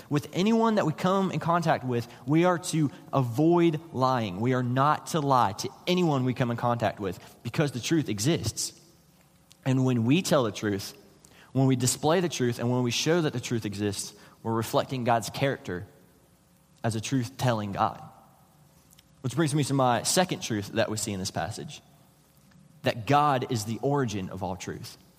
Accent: West Virginia, United States; moved away as an adult; I'm from West Virginia

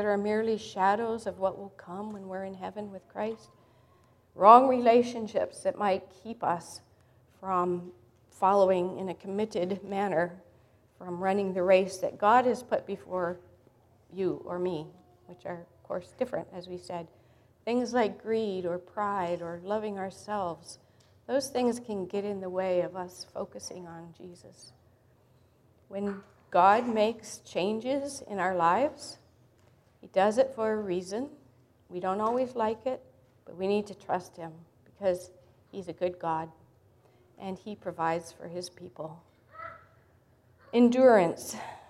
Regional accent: Sudan; born there; also born or lived in Africa; I grew up as a missionary kid in Africa. I was born in Sudan back in the 1950s.

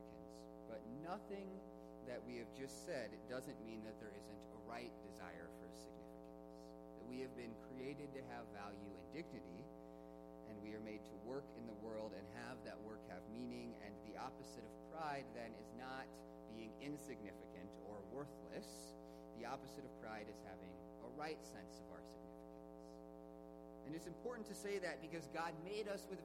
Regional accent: United States; I'm an American.

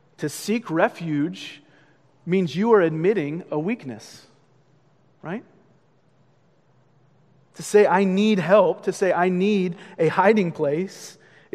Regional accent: Boston, Massachusetts, United States; I'm from Boston

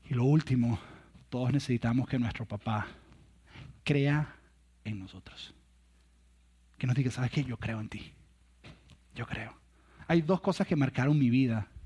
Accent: Venezuela; moved away as an adult; un día que yo cuando me vine de Venezuela, yo dejé una novia en Venezuela.

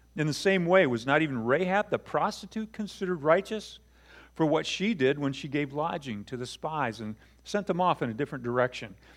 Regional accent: Buchanan, Michigan, United States; I grew up in Buchanan, but I have some roots in South Bend on my mom's side

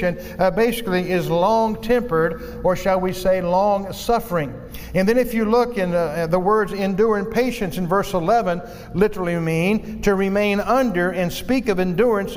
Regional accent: Virginia, United States; moved away; my hometown today of Virginia

